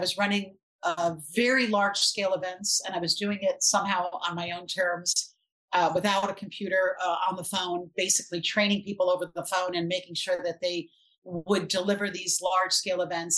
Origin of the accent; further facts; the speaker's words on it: New York City, New York, United States; I grew up in Brooklyn